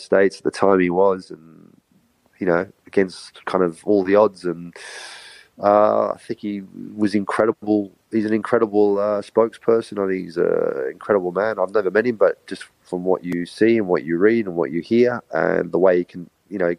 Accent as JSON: {"language": "English", "country": "Australia", "said": "I'm very proud of my German heritage, but first and foremost, I'm Australian"}